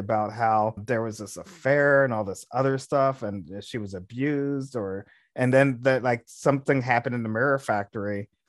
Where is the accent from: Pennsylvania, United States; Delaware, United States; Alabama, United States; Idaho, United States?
Delaware, United States; Because I grew up in Delaware, but my family in Jersey